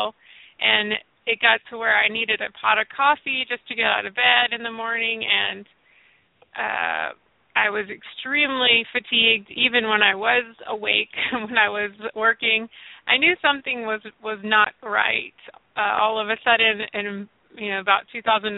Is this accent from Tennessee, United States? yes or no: yes; Nashville, Tennessee, United States; So I grew up in the South. I'm from Nashville originally